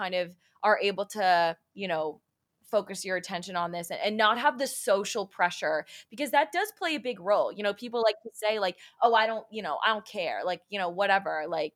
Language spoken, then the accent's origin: English; Long Island, New York, United States; I'm from, you know, suburban Long Island